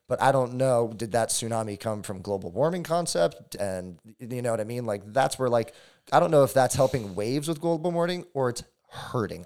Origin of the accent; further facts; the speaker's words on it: Hawaii, United States; growing up in Hawaii